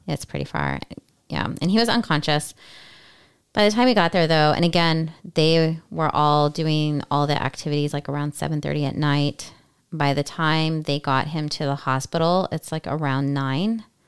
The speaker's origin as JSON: {"language": "English", "region": "California", "country": "United States", "said": "we are from California"}